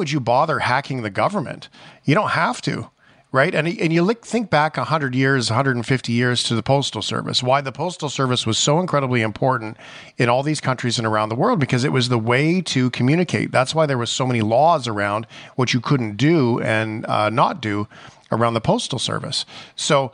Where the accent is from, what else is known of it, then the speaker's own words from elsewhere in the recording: Canada; as a Canadian